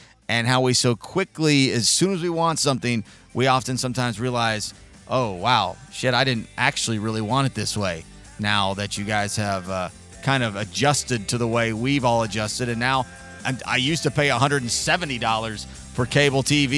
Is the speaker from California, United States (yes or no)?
yes; San Diego, California, United States; 39 years ago, I was born in San Diego, California